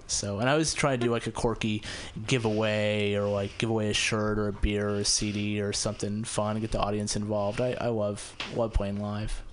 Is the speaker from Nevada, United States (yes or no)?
yes; Las Vegas, Nevada, United States; moved away as an adult; also born or lived in Ventura, California / Reno, Nevada; now in San Francisco, United States; I grew up in Las Vegas, so it's actually the first time I have performed in Las Vegas. Um, I moved away when I was 18